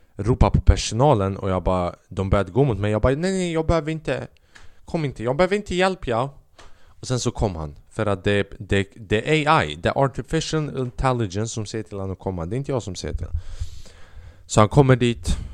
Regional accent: Albania; now in Sweden; Jag är från Albanien

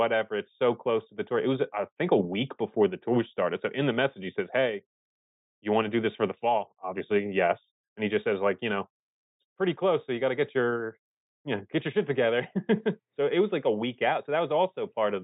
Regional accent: Philadelphia, Pennsylvania, United States; I'm from Philly

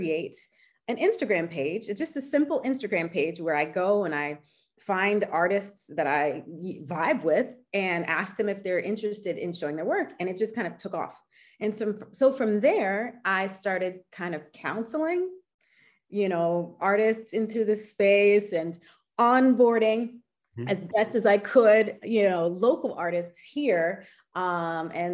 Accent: United States; moved away as an adult; now in Paris, France; I am American and French. I moved to Paris back in 2000

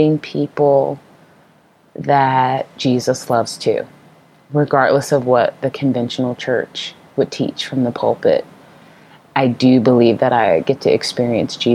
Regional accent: Portland, Oregon, United States; I'm from Portland, Oregon, which is a very quote unquote non-church city

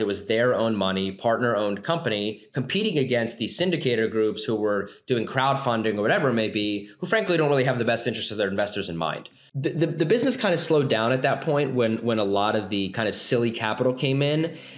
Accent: Philadelphia, Pennsylvania, United States; I'm from the Philadelphia area, grew up here, um, lived in kind of the suburbs, and uh, migrated to the city for college

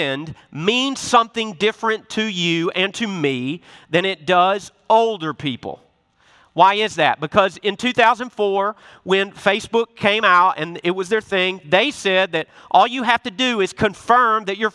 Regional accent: Memphis, Tennessee, United States; I'm from Memphis, Tennessee. I got an accent

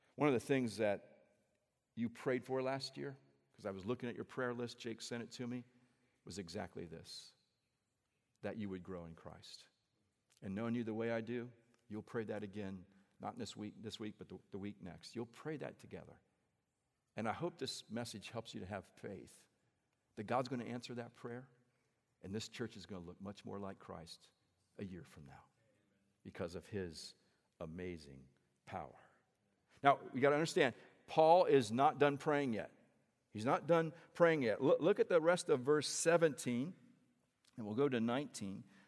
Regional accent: central Indiana, United States; also born or lived in Peoria, Illinois; we grew up in the Midwest. Uh, we're both from Indiana. Actually, I was born in Illinois, born in Peoria, Illinois. And we lived there until I was about eight and then moved to central Indiana

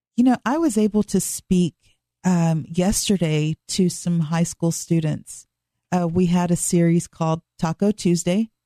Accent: Dallas, Texas, United States; I was born and raised in Dallas, Texas

